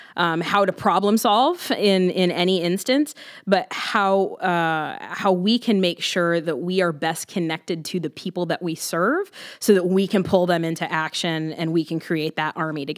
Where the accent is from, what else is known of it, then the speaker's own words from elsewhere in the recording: Columbus, Ohio, United States; I was born in Columbus. I've lived in Columbus my entire life